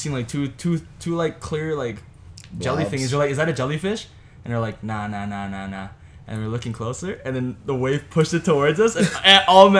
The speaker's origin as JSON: {"language": "English", "country": "Canada", "said": "when Canadians travel, man, we stick together."}